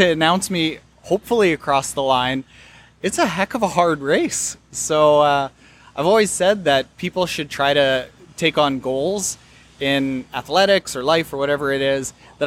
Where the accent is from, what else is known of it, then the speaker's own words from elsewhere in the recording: Canada; I'm from Canada